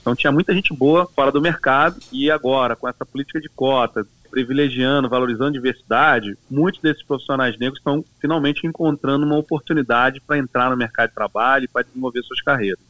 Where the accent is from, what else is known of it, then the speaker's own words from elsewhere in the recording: Duque de Caxias, Rio de Janeiro, Brazil; nasci em Caxias, numa família pobre de negros, no Brasil